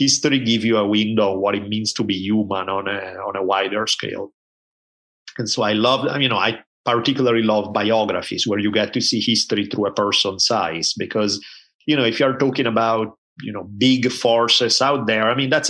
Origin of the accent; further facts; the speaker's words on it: Italy; So I grew up in Italy at a time when there were maybe two TV channels